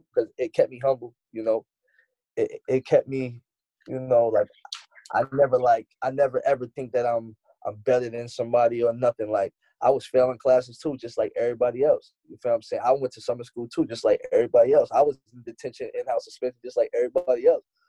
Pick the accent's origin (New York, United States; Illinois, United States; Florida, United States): New York, United States; New York City; Me and Tip actually, we're from Queens